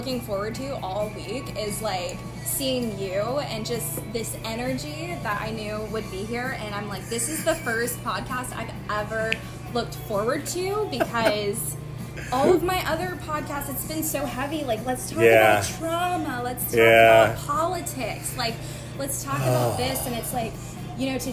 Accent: Charleston, South Carolina, United States; I'm originally from James Island. I've lived in every part of Charleston.

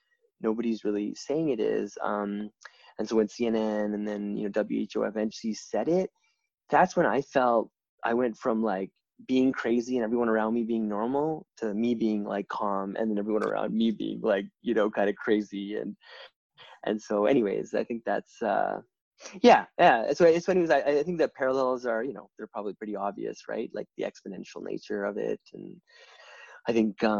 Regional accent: the west part of Canada, Western Canada, Canada; moved away as an adult; also born or lived in India; now in Toronto, Canada; I was born and raised in the west part of Canada, but Toronto's been my home for almost 20 years now

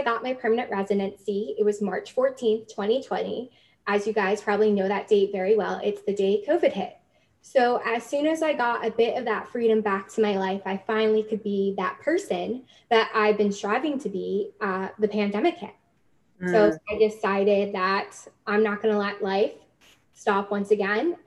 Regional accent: New Jersey, United States; moved away as an adult; also born or lived in New York City; now in Canada; I'm from New Jersey. So I found my way to Canada about 2 years ago. I immigrated at the young age of 25

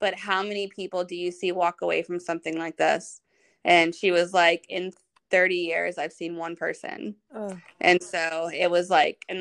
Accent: Virginia Beach, Virginia, United States; also born or lived in North Carolina; we're both from Virginia Beach, like the same city

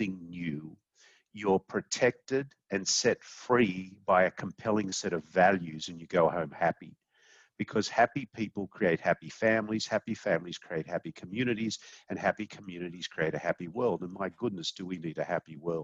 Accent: Sydney, New South Wales, Australia; moved away as an adult; now in United States; I'm an Aussie. I grew up in Sydney, Australia. I moved to the United States in 1994.

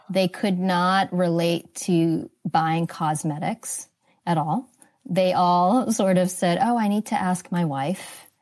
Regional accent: East Coast, United States; moved away as an adult; also born or lived in Singapore; now in California, United States; I grew up on the East Coast

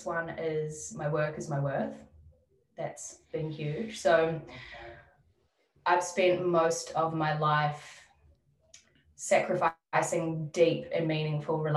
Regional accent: New Zealand; now in Melbourne, Australia; my family back in New Zealand. I don't see myself living in my hometown

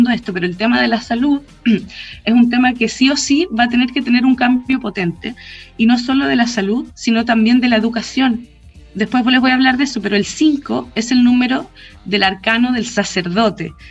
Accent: Chile; porque hace un cambio respecto a nuestra necesidad como chilenos de ser firmes.

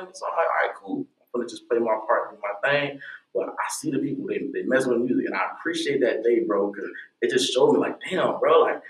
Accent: Tampa, Florida, United States; also born or lived in Miami, Florida; Born and raised in Tampa all my life

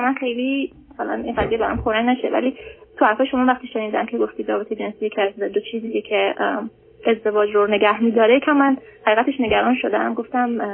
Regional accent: Iran; moved away as an adult; now in United States; ما موقعی که ایران بودیم

